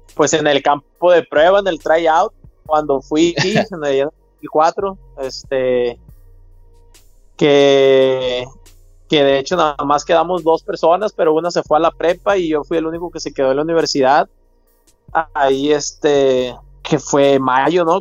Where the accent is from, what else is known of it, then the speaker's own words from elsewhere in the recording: Culiacán, Sinaloa, Mexico; also born or lived in Costa Rica, Sinaloa / Puebla / United States; yo nací en Costa Rica, Sinaloa. Es un, es un pueblito, una sindicatura eh, a media hora de aquí de, Culiacán. Este, ya desde, la, desde el último año de kinder más o menos ya me vine a vivir a Culiacán.